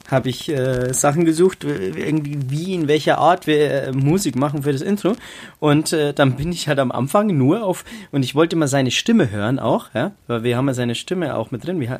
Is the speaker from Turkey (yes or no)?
no; Bavaria, Germany; also born or lived in Munich; Also ich bin ja geboren in München, weil meine Mama unbedingt in München äh, mich, mich zur Welt bringen wollte.